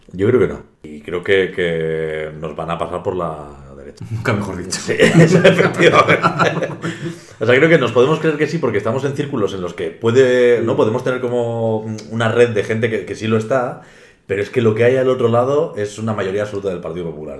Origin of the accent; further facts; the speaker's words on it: Reinosa, Cantabria, Spain; he nacido aquí en, mi pueblo, en Reynosa